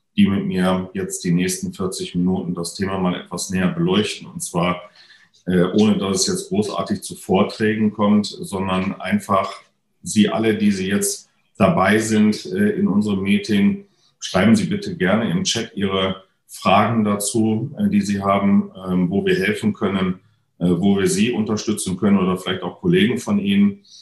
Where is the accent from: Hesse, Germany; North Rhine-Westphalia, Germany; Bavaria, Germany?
North Rhine-Westphalia, Germany; moved away; hier hatte ich tatsächlich im Vorfeld ja schon bekannt gegeben, dass das, sagen wir mal, ähm, nicht nur meine alte Heimat ist